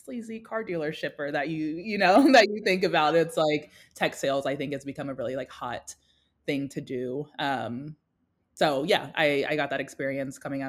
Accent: Winston-Salem, North Carolina, United States; also born or lived in Atlanta, Georgia; I immigrated to the U.S., specifically North Carolina, when I was 2. So I grew up in Winston-Salem, North Carolina, with my family

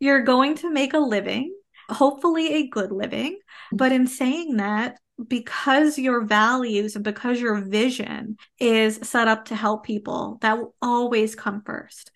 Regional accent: Canada; I am a Canadian social worker

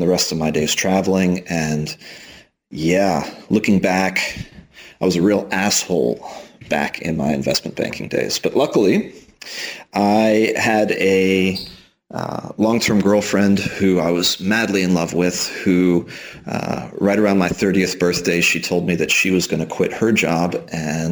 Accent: Houston, Texas, United States; moved away as an adult; also born or lived in Austin, Texas; now in Spain; I'm originally from Texas, grew up in Houston, went to school in Austin

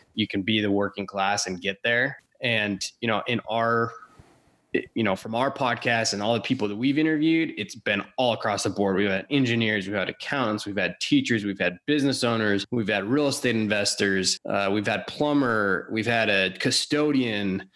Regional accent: Washington, United States; also born or lived in Texas; I grew up in Washington.

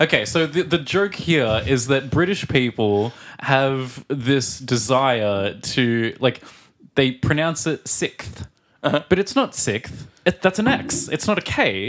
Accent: Australia; now in Czech Republic; from Australia.

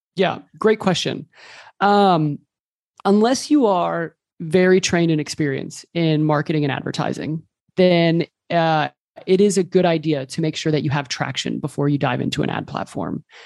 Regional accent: Texas, United States; moved away as an adult; also born or lived in Colombia; now in Barcelona, Spain; I'm originally from Texas, but I moved here a few years ago

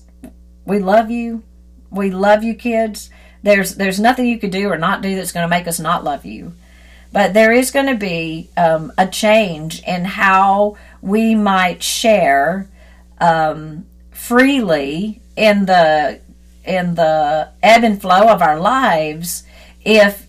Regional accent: Deep South, United States; I grew up in the Deep South

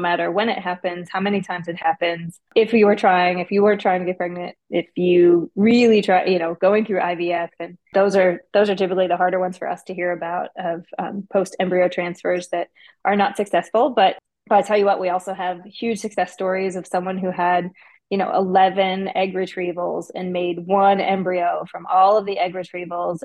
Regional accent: Detroit, Michigan, United States; now in Nashville, United States; I'm from Detroit

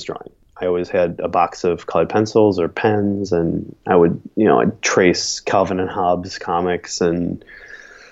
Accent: Buffalo, New York, United States; also born or lived in Siena, Italy / Astoria, Queens, New York; now in Brooklyn, United States; Born and raised in Buffalo until I was about 10.

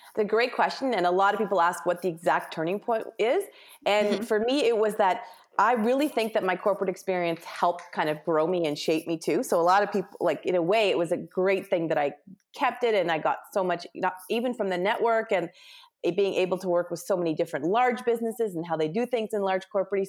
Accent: Ontario, Canada; moved away as an adult; also born or lived in West Coast, Canada; I'm Canadian, mm-hmm. and I grew up in Ontario, but then quickly moved to the West Coast

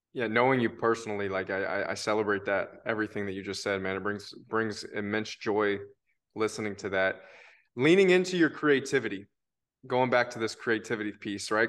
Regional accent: Tennessee, United States; I am from Tennessee

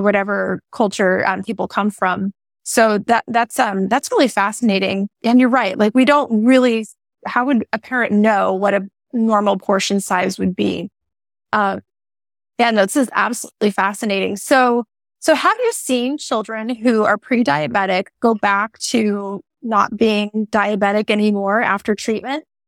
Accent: Hawaii, United States; now in Oregon, United States; I grew up in Hawaii

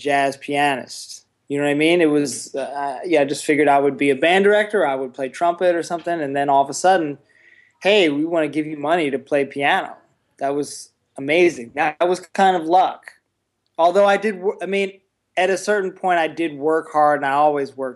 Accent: Columbia, Maryland, United States; I grew up near Baltimore, Columbia, Maryland

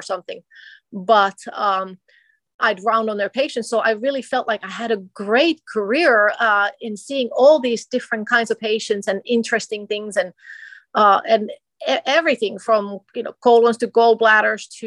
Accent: Finland; moved away as an adult; also born or lived in Minnesota, United States; now in United States; I'm originally from Finland. I came to America as an exchange student in high school

